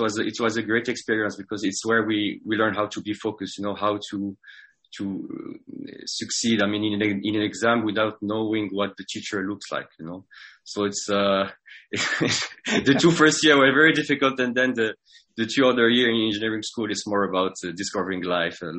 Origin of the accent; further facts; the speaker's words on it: Casablanca, Casablanca-Settat, Morocco; accent: French accent; English is a second language; moved away as an adult; also born or lived in France; I was born in Morocco, Casablanca, 35 years ago.